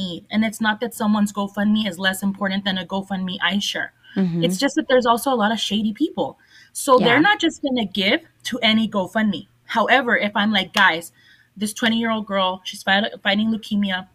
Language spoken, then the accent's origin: English; El Paso, Texas, United States; I grew up in Segundo Barrio